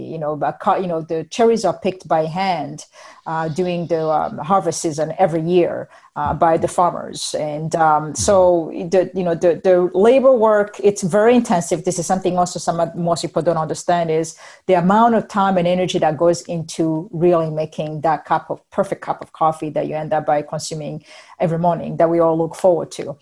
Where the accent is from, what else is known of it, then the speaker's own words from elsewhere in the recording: Burundi; moved away; I'm from Burundi first and foremost